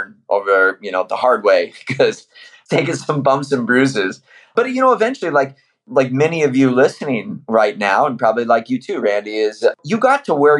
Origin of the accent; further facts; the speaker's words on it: Iowa, United States; moved away; I'm from Iowa originally